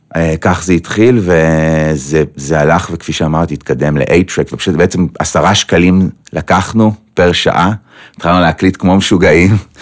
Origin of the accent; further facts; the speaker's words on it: Petah Tikva, Central District, Israel; זה היה בפתח תקווה, mm-hmm. ושם גדלתי גם